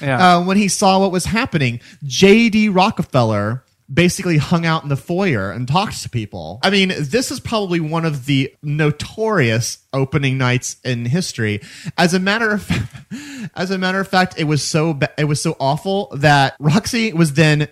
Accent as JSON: {"language": "English", "region": "Missouri", "country": "United States", "moved": "yes", "lives_now": "New York, United States", "said": "that's my home state"}